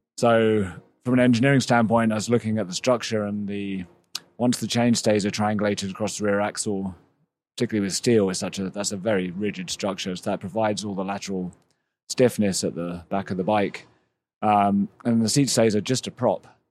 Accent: England, United Kingdom; moved away as an adult; also born or lived in Massachusetts; I, I grew up in England

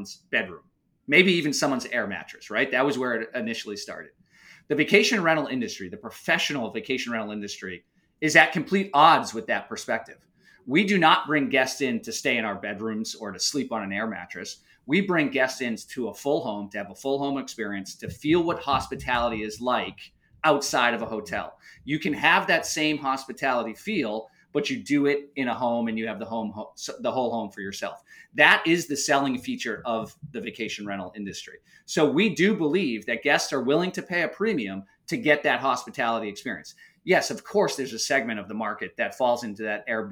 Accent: outside of Boston, Massachusetts, United States; growing up outside of Boston, we would vacation down at the Cape

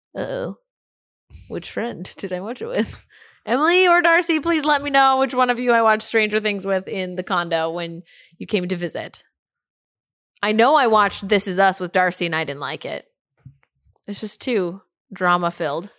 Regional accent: Canada; as a Canadian citizen

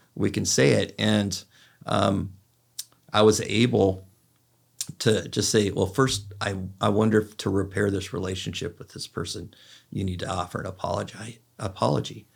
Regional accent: California, United States; I'm from California, so we say, "Dude."

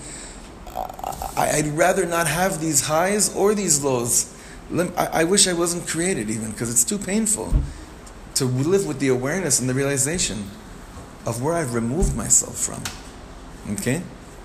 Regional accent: Ra'anana, Central District, Israel; We grew up together in Ranana

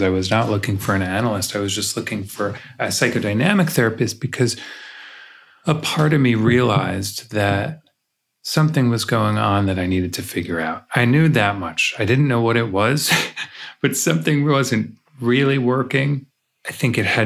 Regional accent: New York, United States; now in Los Angeles, United States; I grew up in New York

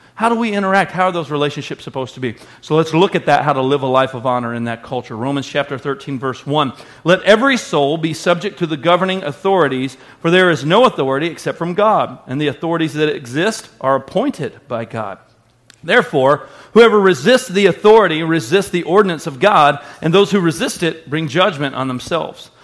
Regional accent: United States; we're American and we view the Bible through American lenses

